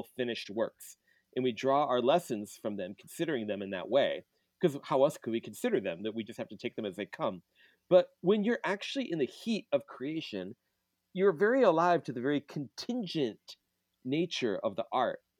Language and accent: English; Michigan, United States; moved away; I'm doing this podcast from the home I grew up in Michigan.